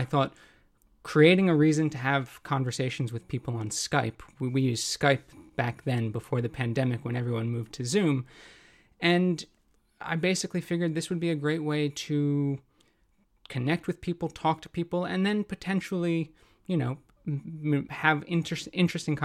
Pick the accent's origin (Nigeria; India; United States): United States; moved away as an adult; also born or lived in Cambodia / Hong Kong / Japan; now in London, United Kingdom; I'm an American